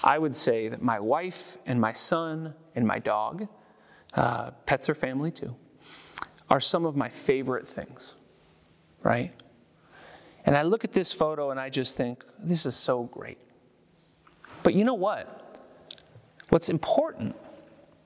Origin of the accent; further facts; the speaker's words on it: San Francisco, California, United States; moved away; I'm from California. I'm from San Francisco. It reminds me of home. It reminds me of growing up going to baseball games